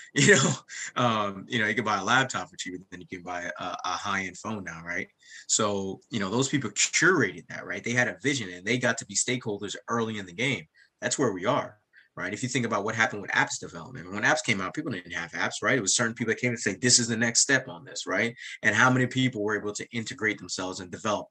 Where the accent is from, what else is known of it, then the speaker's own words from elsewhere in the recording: United States; also born or lived in Jamaica; I grew up outside of New York and New Jersey